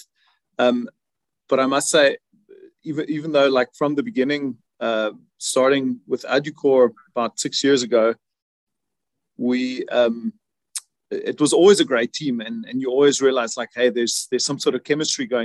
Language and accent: English; South Africa; now in Germany; I'm originally from South Africa